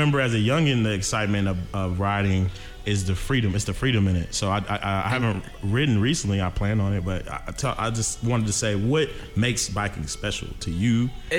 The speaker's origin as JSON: {"language": "English", "town": "Cincinnati", "region": "Ohio", "country": "United States", "tie": "born or raised there", "said": "I'm from Cincinnati. I was born in Cincinnati, Ohio."}